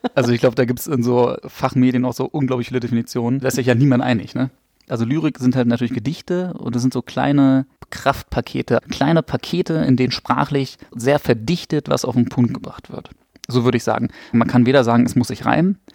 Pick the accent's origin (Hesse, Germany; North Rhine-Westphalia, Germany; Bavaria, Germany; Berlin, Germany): Berlin, Germany; Ich komme auch aus Berlin. Also bin auch in Berlin geboren